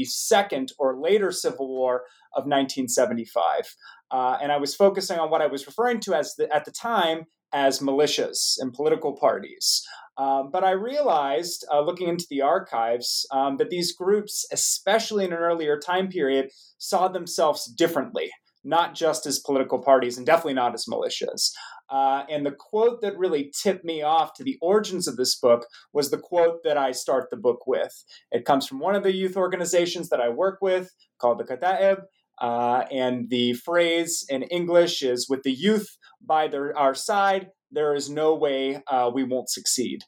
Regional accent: United States; growing up in the United States

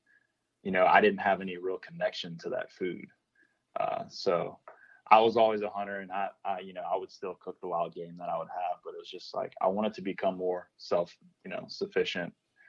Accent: New Iberia, Louisiana, United States; No. So I'm from New Iberia, which is pretty far south.

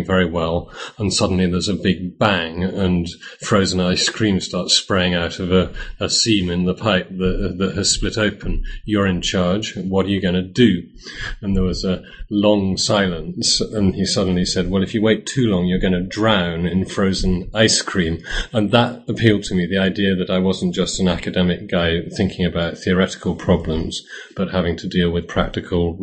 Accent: United Kingdom; moved away as an adult; also born or lived in Cambridge; now in Poland; I'm British and went to Cambridge between 1985 and 1988, reading economics. In 1991, I moved to Poland

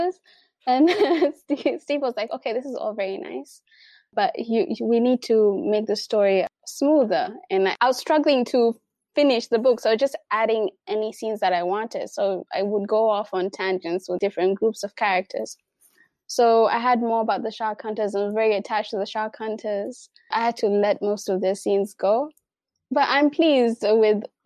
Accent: Mombasa County, Kenya; people in my hometown, people from Mombasa

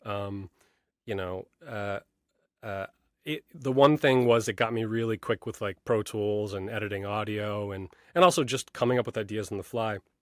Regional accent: New York, United States; I grew up in New York, uh, you know, a little bit north of the city

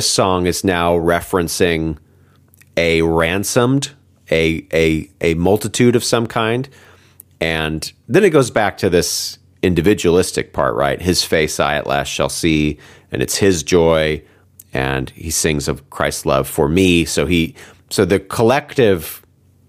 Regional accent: United States; also born or lived in United Kingdom; I'm an American

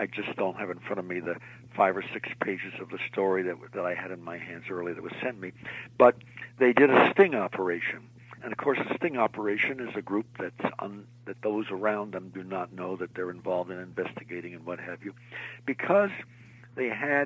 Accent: Montclair, New Jersey, United States; also born or lived in Bethlehem, Pennsylvania / Allentown, Pennsylvania; I was born here in New Jersey in Montclair, but Bethlehem and Allentown, where my family settled, I had one time had 84 relatives

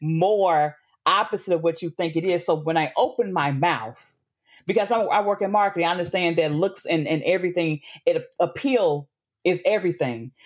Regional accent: Memphis, Tennessee, United States; moved away; also born or lived in Atlanta / Brooklyn; born and raised in Memphis

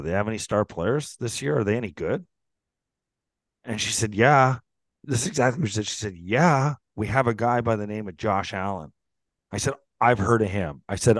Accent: Canada; No, seriously, I'm from Canada.

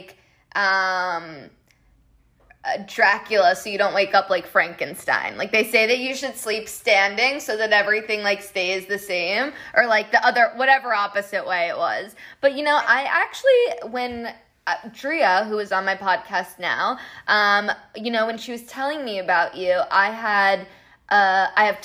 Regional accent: Colombia; soy de Colombia

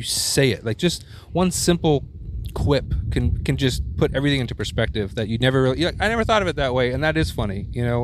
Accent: Houston, Texas, United States; moved away; a scared Jewish little white kid growing up in Houston, Texas

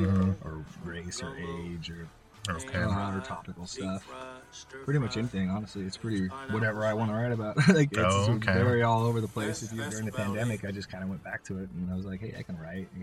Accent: Blackfoot, Idaho, United States; born or raised there

